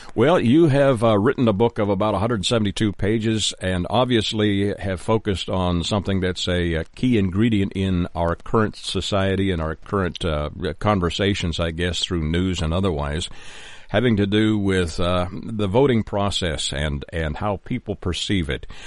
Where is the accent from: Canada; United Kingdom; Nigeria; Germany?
Canada; now in United States; I am a Canadian living in the United States